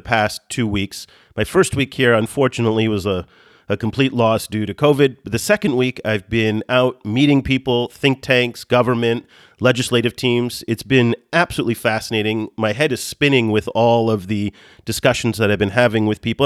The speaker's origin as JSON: {"language": "English", "country": "United States", "moved": "yes", "said": "as an American who doesn't live in the United States"}